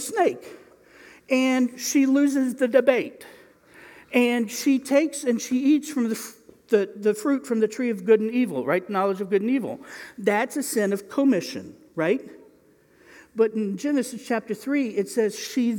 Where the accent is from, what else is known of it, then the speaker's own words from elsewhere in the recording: Indiana, United States; I'm from Indiana